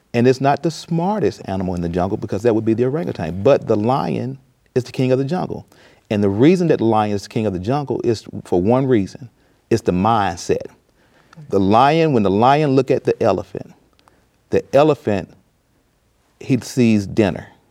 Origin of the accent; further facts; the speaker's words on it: Mississippi, United States; I grew up in a rural Mississippi town